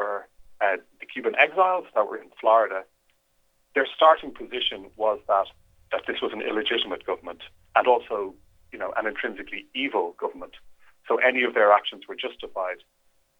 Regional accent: Ireland; As an Irishman

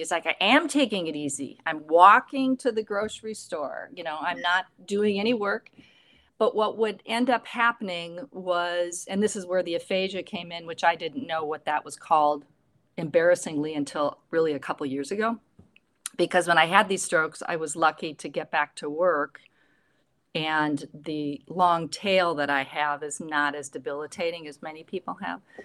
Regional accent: Midwest, United States; growing up in the Midwest

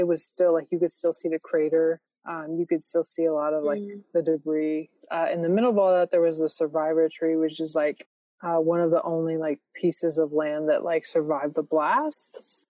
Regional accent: near Amarillo, Texas Panhandle, United States; moved away; It's about 45 minutes away from my hometown

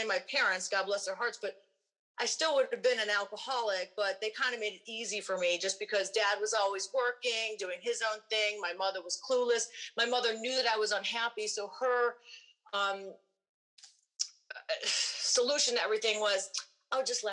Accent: Cleveland, Ohio, United States; also born or lived in Minneapolis; I grew up in Cleveland, Rock and Roll Hall of Fame City, and that's where I grew up

